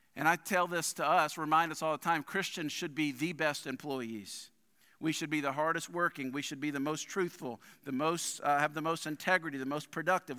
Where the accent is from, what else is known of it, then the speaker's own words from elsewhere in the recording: New Orleans, Louisiana, United States; moved away; also born or lived in Hammond, Louisiana; my earliest memories of New Orleans were moving there as, I don't know, I must have been three or four years old, uh, we moved to New Orleans from Hammond to start a church.